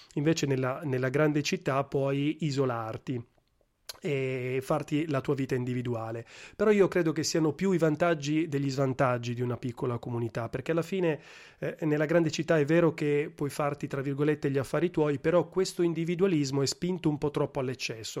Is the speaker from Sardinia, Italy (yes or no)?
no; Milan, Lombardy, Italy; moved away as an adult; also born or lived in Gela / Sassari; now in Rome, Italy; in realtà sono cresciuto a Milano